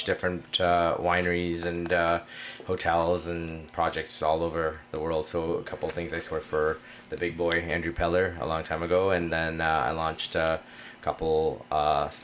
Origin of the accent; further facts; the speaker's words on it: Spain; now in Canada; I'm Spanish from Spain